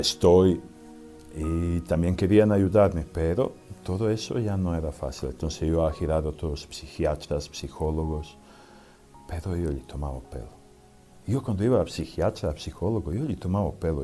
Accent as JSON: {"language": "Spanish", "country": "Serbia", "second_language": "Spanish", "moved": "yes", "said": "Vengo de Serbia, que antes era Yugoslavia"}